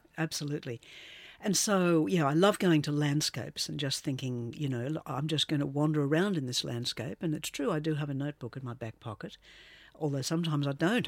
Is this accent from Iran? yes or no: no; Australia; also born or lived in London; I am Australian